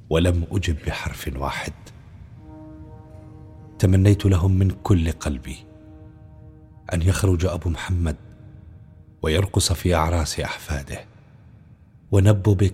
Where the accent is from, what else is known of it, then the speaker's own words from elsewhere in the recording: Qaboun, Damascus Governorate, Syria; انا انا من القابون شيخي آه، الحي اللي كان مع الثورة من أول يوم